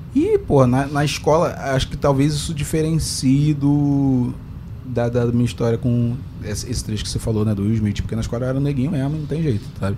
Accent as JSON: {"language": "Portuguese", "region": "Rio de Janeiro", "country": "Brazil", "accent": "carioca"}